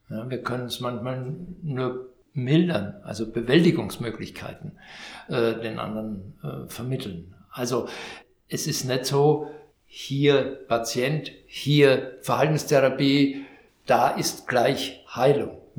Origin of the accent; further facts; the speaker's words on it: Vienna, Austria; Jetzt hätte ich fast gesagt, ich bin, ich bin Wiener